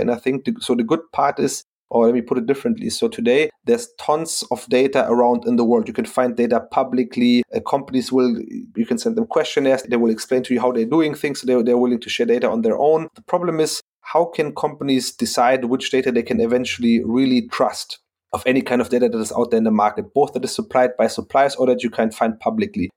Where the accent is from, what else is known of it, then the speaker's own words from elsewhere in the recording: Frankfurt, Hesse, Germany; I'm from Frankfurt